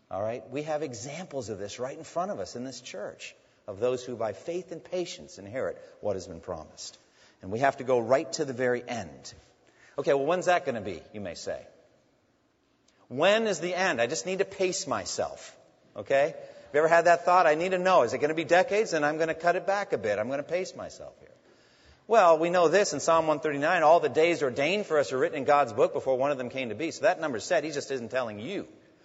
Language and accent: English; near Newburyport, Massachusetts, United States; Newburyport, Massachusetts, near my hometown